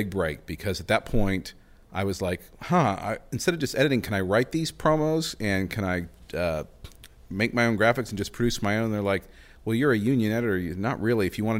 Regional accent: Norman, Oklahoma, United States; And I'm still not sure how we were kidnapped and landed and grew up and born and raised in Norman and Oklahoma.

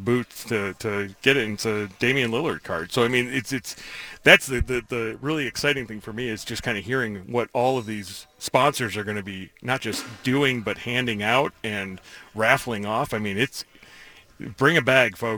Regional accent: New York, United States; Phil Rizzuto and Bill White were like the songbirds of my soul, you know, growing up in New York.

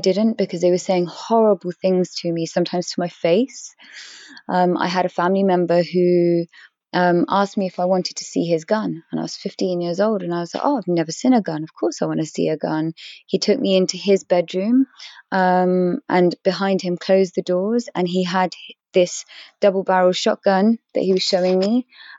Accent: England, United Kingdom; I am English. I was born and raised in this country.

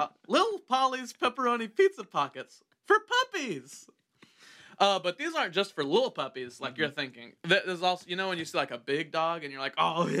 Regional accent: Illinois, United States; I'm from Illinois.

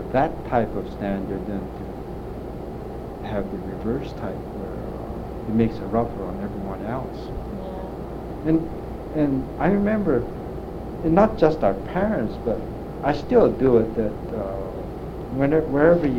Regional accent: United States; I'm an American

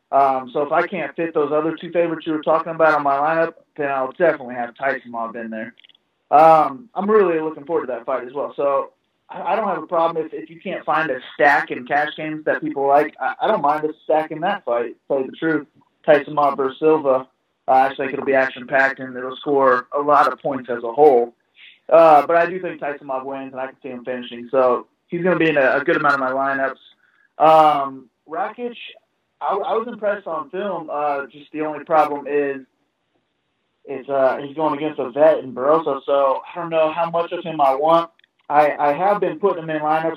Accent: Indianapolis, Indiana, United States; I'm from Indy.

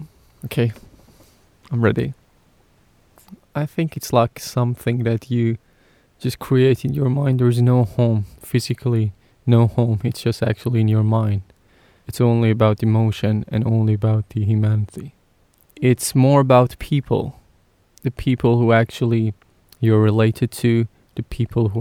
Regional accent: Iran; English is a second language; moved away as an adult; now in United Kingdom; I'm originally from Iran, which is in Middle East. I came to UK last year

